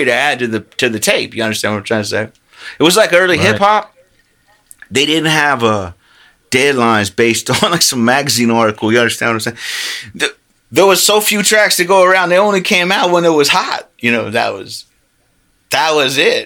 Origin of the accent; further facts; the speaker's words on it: Lakeland, Florida, United States; moved away; I came from Central Florida, Lakeland